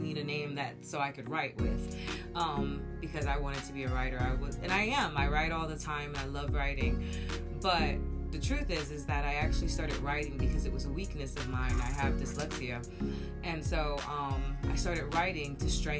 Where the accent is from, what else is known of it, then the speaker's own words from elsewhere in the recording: United States; I am American